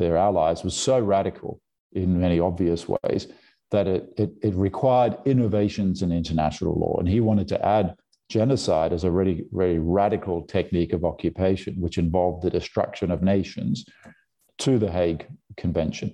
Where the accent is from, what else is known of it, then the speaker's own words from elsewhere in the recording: Brisbane, Queensland, Australia; accent: Australian; moved away as an adult; also born or lived in California; So there was a, you know, intense consciousness of German history in the household in suburban Brisbane.